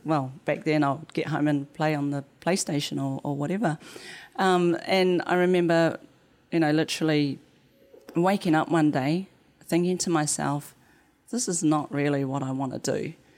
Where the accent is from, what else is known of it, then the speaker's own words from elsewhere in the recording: New Zealand; The accent. And I'd be like, "New Zealand,"